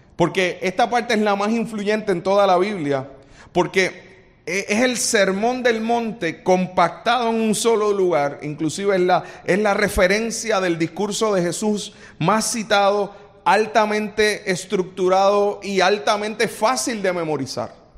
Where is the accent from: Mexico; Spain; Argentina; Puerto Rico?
Puerto Rico; los boricuas somos así